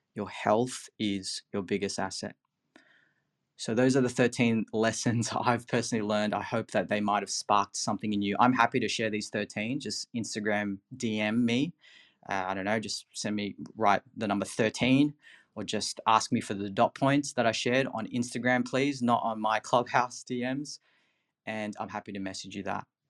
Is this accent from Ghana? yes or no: no; Philippines; moved away; I'm from the Philippines originally